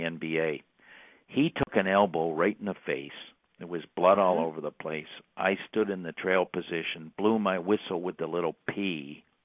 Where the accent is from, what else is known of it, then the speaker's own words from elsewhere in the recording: Burlington, Ontario, Canada; Canadian kid that grew up in Burlington, Ontario